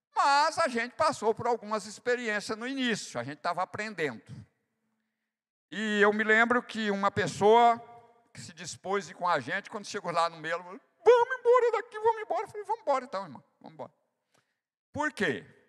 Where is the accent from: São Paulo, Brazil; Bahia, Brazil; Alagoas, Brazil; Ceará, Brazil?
Bahia, Brazil; eu sou nordestino da Bahia